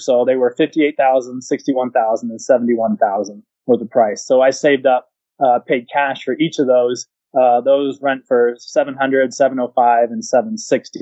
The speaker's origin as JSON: {"language": "English", "region": "California", "country": "United States", "also_born_or_lived": "Spokane, Washington / Enid, Oklahoma", "moved": "yes", "said": "I'm from California"}